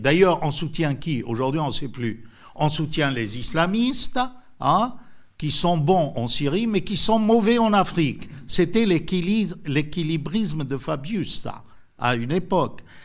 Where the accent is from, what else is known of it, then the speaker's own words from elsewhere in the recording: France; nous, en tant que Français